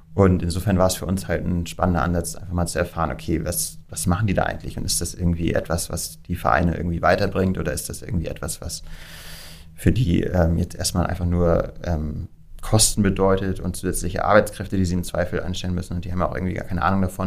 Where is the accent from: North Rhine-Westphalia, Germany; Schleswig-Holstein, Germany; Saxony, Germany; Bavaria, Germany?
Schleswig-Holstein, Germany; Kiel; moved away as an adult; also born or lived in Amberg; now in Hamburg, Germany; Ich bin ein gebürtiger Kieler